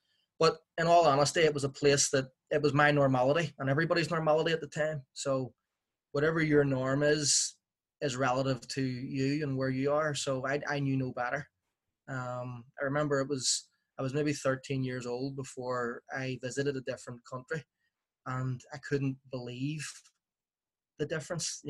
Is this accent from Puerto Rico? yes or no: no; Belfast, Northern Ireland, United Kingdom; I grew up in West Belfast in the 1980s